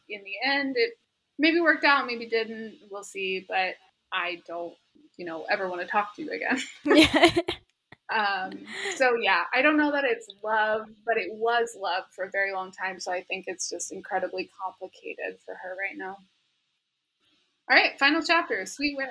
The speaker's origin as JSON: {"language": "English", "region": "Midwest", "country": "United States", "tie": "born or raised there", "said": "where we grew up because we were not in a country place"}